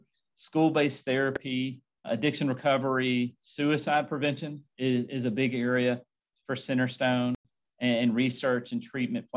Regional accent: Montgomery, Alabama, United States; I grew up in Montgomery, Alabama

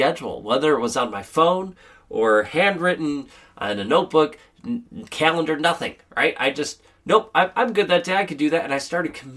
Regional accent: Wisconsin, United States; here in Wisconsin, I had to, I had a solo ensemble event in the morning. I had to speak down in Milwaukee, which was about an hour and a half drive away. And then I had to play a wedding here back in my hometown

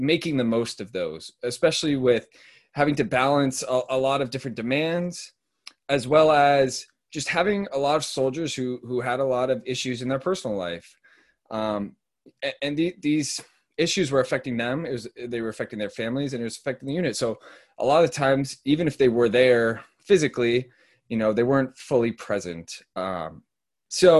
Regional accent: Bay Area, California, United States; moved away as an adult; now in Philadelphia, United States; I'm originally from the Bay Area

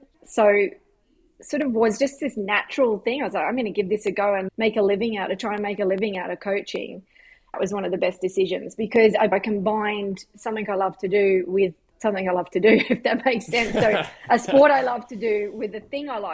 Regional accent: Queensland, Australia; moved away as an adult; now in United States; growing up in Australia was great.

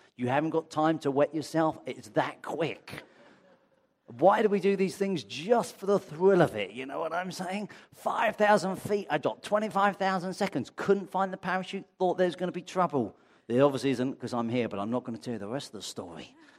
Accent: Brighton, South East England, United Kingdom; now in London, United Kingdom; I come from Brighton

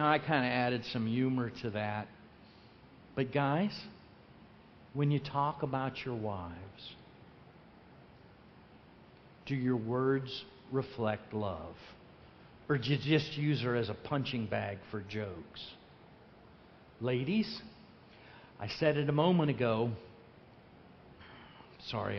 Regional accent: Lake Wales, Florida, United States; I'm from Lake Wales

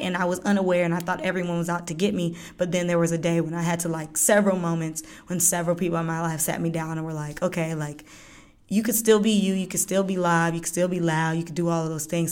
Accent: Lithonia, Georgia, United States; also born or lived in Florida; I was born in Florida, but I'm from Latonia, Georgia.

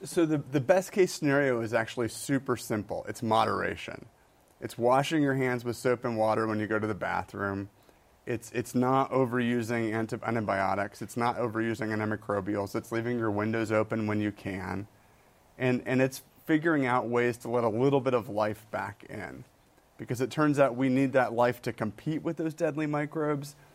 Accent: Michigan, United States; moved away; I grew up in Michigan

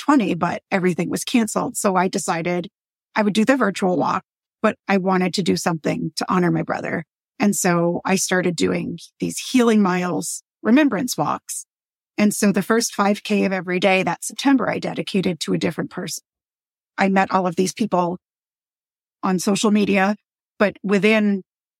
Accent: Boston, Massachusetts, United States; We're from Boston

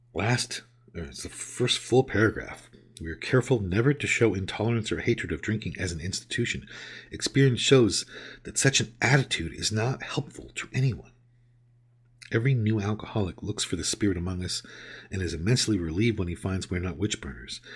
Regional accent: California, United States; moved away as an adult; also born or lived in New York; I grew up in California and I moved away to the other side of the country to New York for roughly a decade and have moved back and been back for over a decade now

